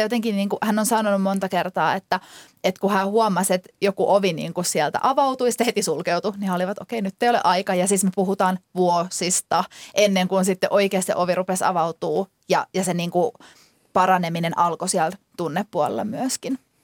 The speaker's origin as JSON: {"language": "Finnish", "country": "Finland", "moved": "yes", "said": "tulin takaisin Suomeen"}